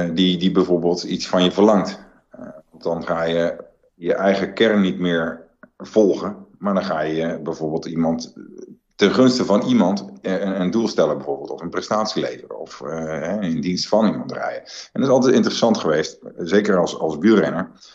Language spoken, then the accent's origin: Dutch; Netherlands; als Nederlanders met, met een hele kleine natie